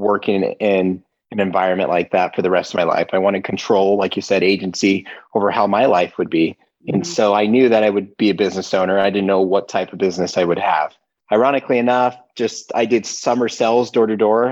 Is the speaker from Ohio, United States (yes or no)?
no; Turlock, California, United States; moved away as an adult; now in Utah, United States; I grew up in a small town. It's called Turlock, California.